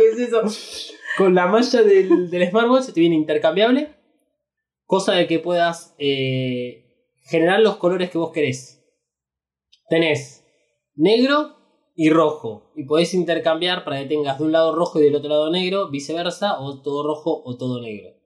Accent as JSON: {"language": "Spanish", "country": "Argentina", "said": "Somos Argentina."}